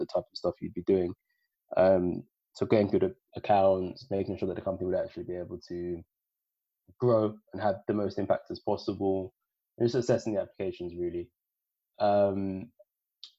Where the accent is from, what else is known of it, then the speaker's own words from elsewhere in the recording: London, United Kingdom; also born or lived in Sierra Leone; growing up in East London, being born in Sierra Leone